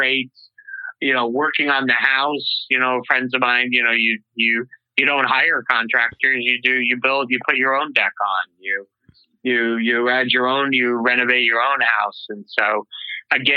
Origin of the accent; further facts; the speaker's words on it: Marathon, New York, United States; I grew up, I'm originally from upstate New York, or at least that's really where I grew up, central New York. Little town called Marathon, New York, about 50 miles south of Syracuse